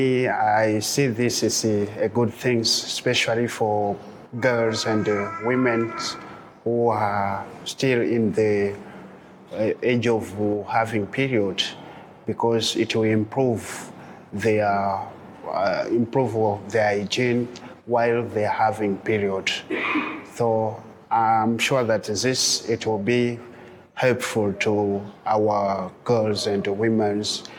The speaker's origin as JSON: {"language": "English", "country": "DR Congo", "moved": "yes", "lives_now": "Dzaleka, Malawi", "said": "I'm coming from DRC."}